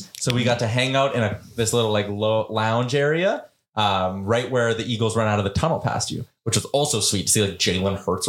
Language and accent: English; Edmonton, Alberta, Canada; Where are you from? Edmonton.